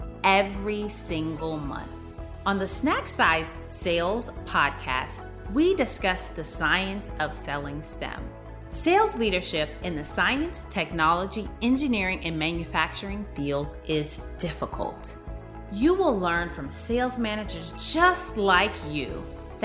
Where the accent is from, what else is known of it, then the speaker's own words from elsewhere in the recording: Texas, United States; a fellow Texan